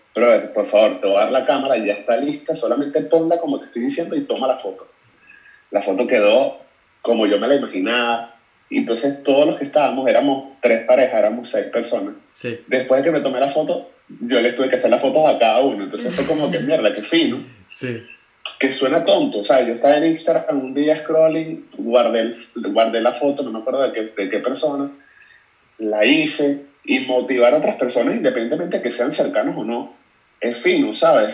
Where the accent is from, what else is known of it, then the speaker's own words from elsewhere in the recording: Caracas, Capital District, Venezuela; moved away as an adult; also born or lived in United States; now in Madrid, Spain; soy de Caracas, Venezuela